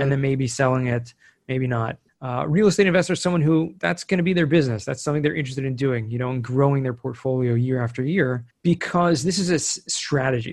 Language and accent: English; Southern California, United States; now in Israel; I grew up in Southern California, so I'm American